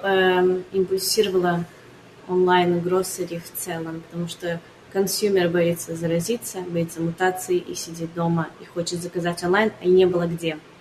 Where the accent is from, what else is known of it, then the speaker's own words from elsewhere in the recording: Portugal; first language Portuguese; Russian is a second language; Родители переехали в Солнечную Португалию, когда мне было два, и я тут выросла